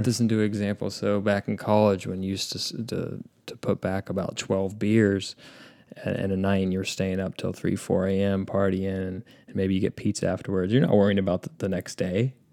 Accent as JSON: {"language": "English", "town": "Indianapolis", "region": "Indiana", "country": "United States", "tie": "born or raised there", "said": "my hometown, Indiana"}